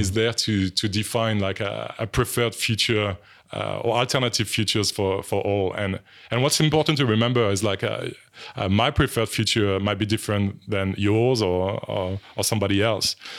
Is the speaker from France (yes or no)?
yes; France; accent: French; English is a second language; moved away; some people would have picked up on my French accent already, but, um, so I'm from France